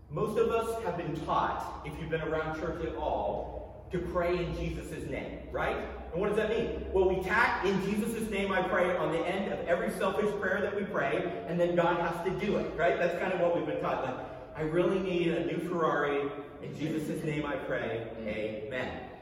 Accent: United States; As an American

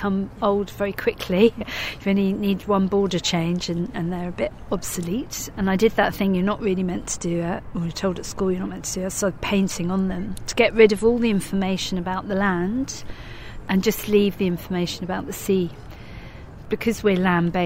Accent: Brighton, South East England, United Kingdom; I was born in Brighton.

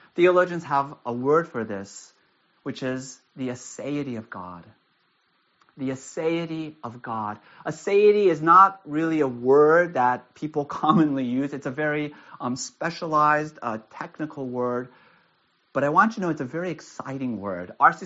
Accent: United States; also born or lived in Castro Valley, California; I live in Castro Valley. I'm an American.

